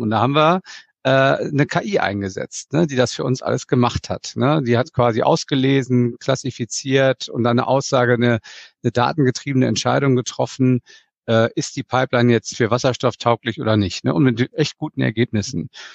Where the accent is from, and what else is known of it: Germany